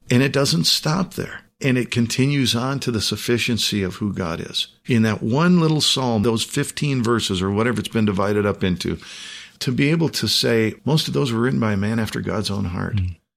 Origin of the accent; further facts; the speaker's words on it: United States; the country in which I was born, in which hmm. I was reared. And it's not that I'm not an American